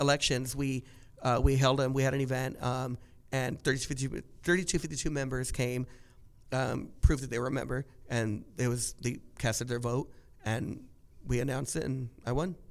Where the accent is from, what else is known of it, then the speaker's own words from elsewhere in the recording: Orange County, California, United States; growing up in Orange County